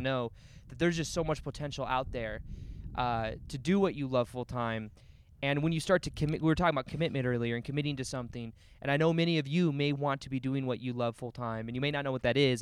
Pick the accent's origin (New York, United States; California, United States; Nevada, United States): Nevada, United States; Las Vegas; I was born and raised in Las Vegas